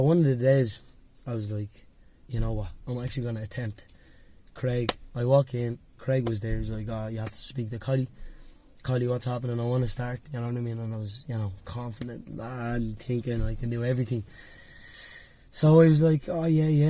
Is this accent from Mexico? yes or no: no; Dublin, Leinster, Ireland; I grew up in Dublin 1 where my, I had a youth club called NYP2.